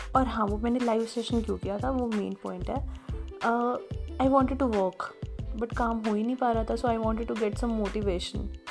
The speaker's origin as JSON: {"language": "Hindi", "town": "Bhiwani", "region": "Haryana", "country": "India", "tie": "born or raised there", "said": "भिवानी मेरा home town है"}